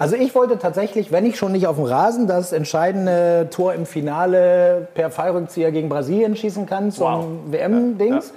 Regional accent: Argentina; moved away; also born or lived in Hamburg; ich bin hier in Argentinien aufgewachsen

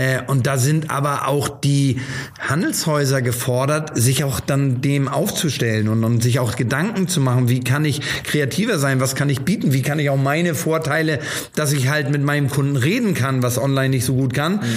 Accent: Hamburg, Germany; also born or lived in Stapelfeld, Schleswig-Holstein; ich bin als Hamburger

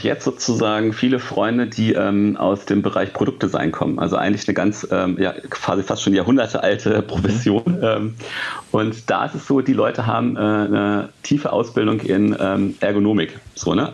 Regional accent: near Hanover, Lower Saxony, Germany; now in Hanover, Germany; ich sitze in Hannover, also quasi ähm, fast in meinem Geburtsort oder da, wo ich halt aufgewachsen bin

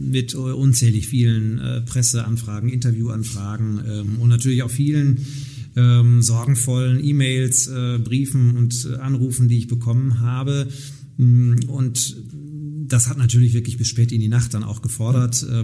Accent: Nottuln, North Rhine-Westphalia, Germany; als Ratsmitglied in meiner Heimatgemeinde in Nottuln.

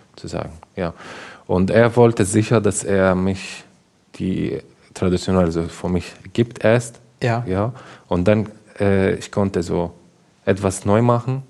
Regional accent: Damascus, Damascus Governorate, Syria; German is a second language; moved away as an adult; now in Germany; ich komme aus Damaskus, aus Syrien

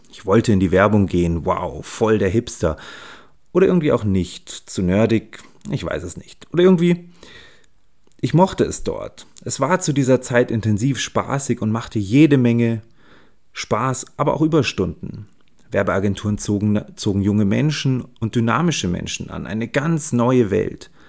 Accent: Munich, Bavaria, Germany; ich bin 45 Jahre alt und lebe in München. Und ja, ich bin ein Münchner Kindl mit Regenbogenflagge.

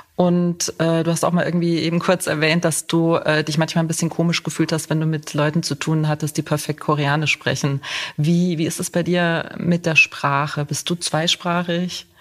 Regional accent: Saarland, Germany; moved away as an adult; also born or lived in Cologne / Munich; now in Göttingen, Germany; ich stamme aus dem Saarland

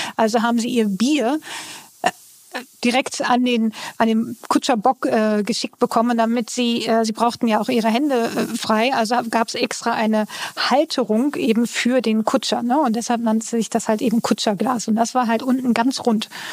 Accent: Northern Germany, Germany; ich komme ja aus Norddeutschland

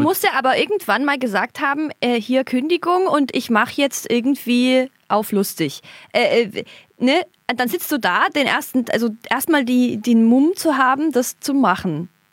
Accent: East Germany, Germany; Ich bin Ossi-Kind

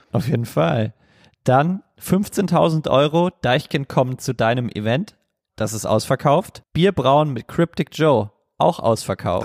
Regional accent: Germany; als Deutscher

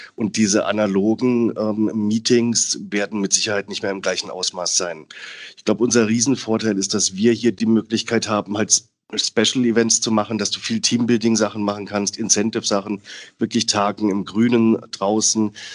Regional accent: Southern Germany, Germany; moved away as an adult; now in Hamburg, Germany; Ich als Süddeutscher

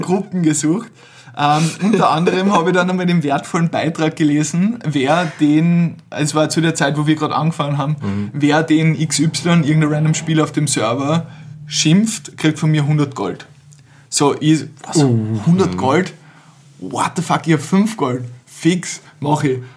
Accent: Carinthia, Austria; mit dem wir zusammen aufgewachsen sind in Kärnten, wo, also aus meiner Heimatortschaft

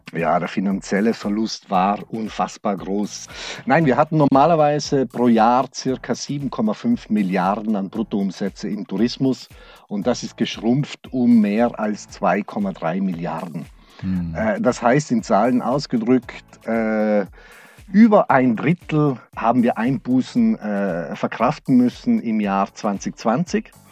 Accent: Brixen, Trentino-Alto Adige, Italy; moved away as an adult; now in Black Forest, Germany; Ich bin Südtiroler. Mhm. Ich bin äh, äh, meine Heimat ist Südtirol, aber das Schwarzwald ist meine zweite Heimat geworden.

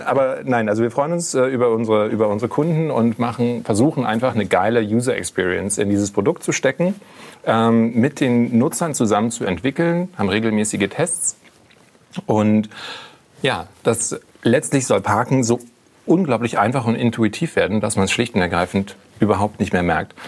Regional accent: Berlin, Germany; als Berliner Pflanze ich wohne in Friedrichshain

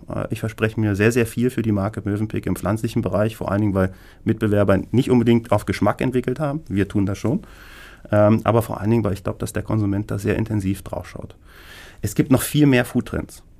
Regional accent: Berlin, Germany; als geborener Berliner

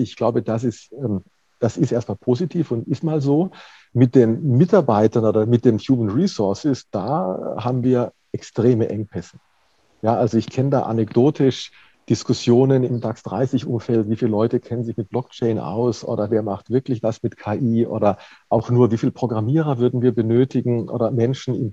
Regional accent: Baden-Württemberg, Germany; also ich komme aus Baden-Württemberg gebürtig

